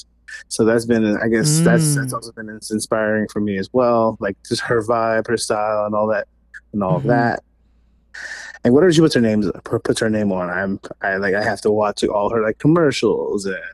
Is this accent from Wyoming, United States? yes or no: no; Ardmore, Pennsylvania, United States; also born or lived in South Philadelphia; now in Philadelphia, United States; I'm from Ardmore. I'm from the suburbs of Philly.